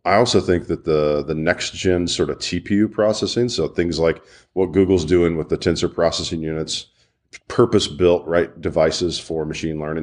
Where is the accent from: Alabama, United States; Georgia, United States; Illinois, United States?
Alabama, United States; Birmingham; I'm from Birmingham and, uh, used to this hot steaminess